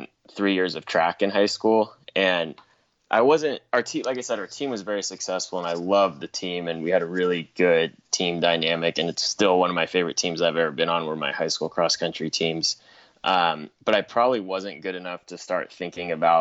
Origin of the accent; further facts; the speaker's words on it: Southern California, United States; I'm from Southern California